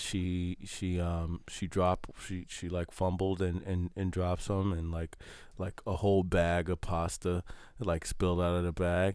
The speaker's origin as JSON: {"language": "English", "town": "New York City", "region": "New York", "country": "United States", "tie": "born or raised there", "said": "I grew up in New York and I grew up in the project"}